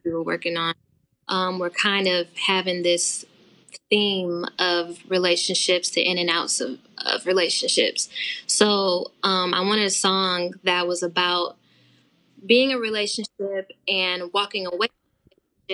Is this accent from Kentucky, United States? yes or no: no; Detroit, Michigan, United States; now in Los Angeles, United States; I'm originally from Detroit